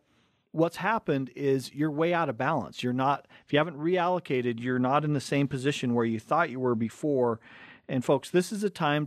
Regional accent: Cottonwood Heights, Utah, United States; we grew up right here in Cottonwood Heights. We're Tyson's number five. I'm number six of seven kids.

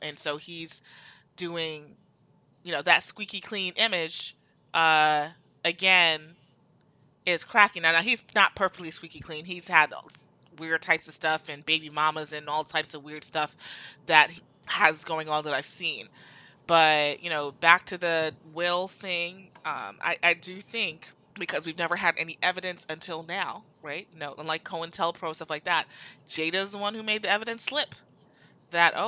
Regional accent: New Jersey, United States; I'm from Jersey

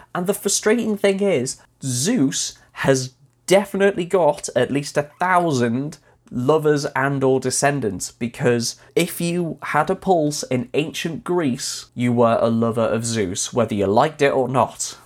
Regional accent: Wales, United Kingdom; having grown up, well, born and raised in Wales, although right on the border, so practically English

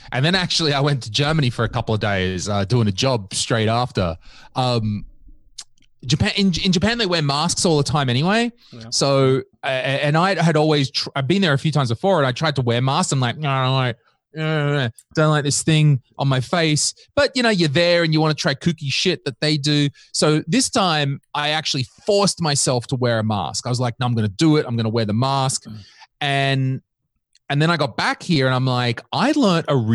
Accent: Australia; I am Australian, and I, I was just quickly ch- checking chat.

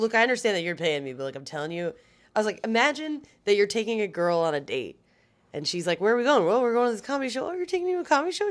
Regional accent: Baltimore, Maryland, United States; moved away; also born or lived in Gaithersburg, Maryland / Las Vegas, Nevada; originally, I'm from Gaithersburg, Maryland, which is a suburb in between D C and Baltimore.

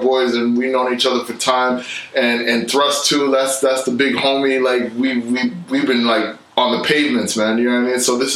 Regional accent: New York, United States; also born or lived in Toronto, Canada; we moved to New York. So I did school, and all my schooling was done in New York, and I grew up in New York

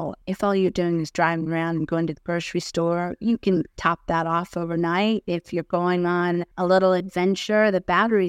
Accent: United States; moved away as an adult; now in Australia; So you might tell from the accent, I came from the States. I've been in Australia 10 years. Got my citizenship the December before I set off on the trip last year, June.

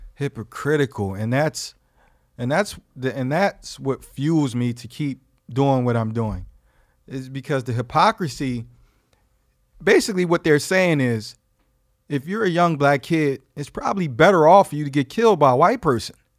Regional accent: Philadelphia, Pennsylvania, United States; I'm from Philadelphia, Pennsylvania

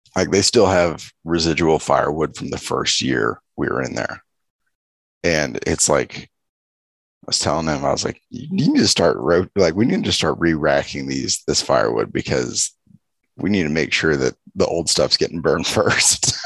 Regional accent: Los Angeles, California, United States; I grew up in Los Angeles

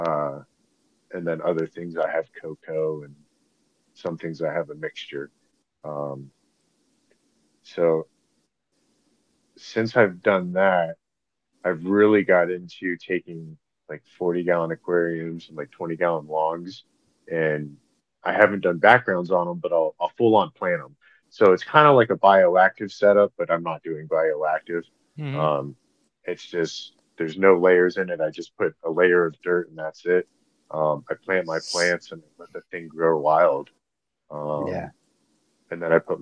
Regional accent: Florida, United States; growing up in Florida

